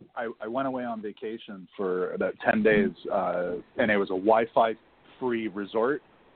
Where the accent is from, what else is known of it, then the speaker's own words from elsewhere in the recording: Ontario, Canada; from Ontario.